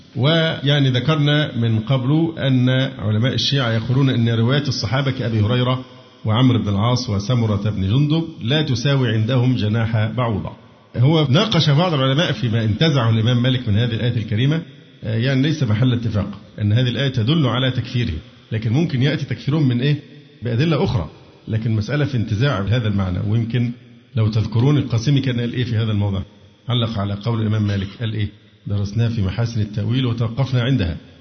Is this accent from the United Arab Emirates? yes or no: no; Egypt; عندنا في مصر